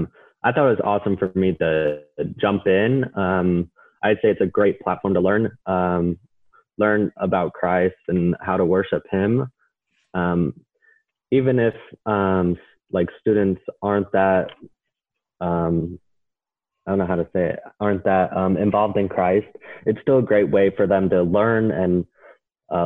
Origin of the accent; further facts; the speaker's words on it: Idaho Falls, Idaho, United States; now in Weiser, United States; I actually grew up on the other side of the state, Idaho Falls. My fifth grade year, I was 10 years old. I moved over here to Weezer, Idaho